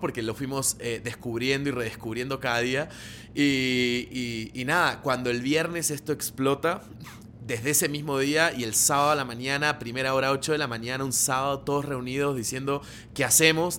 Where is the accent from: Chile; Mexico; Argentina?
Argentina; moved away as an adult; now in Colombia; soy argentino, vivo hace nueve años en Colombia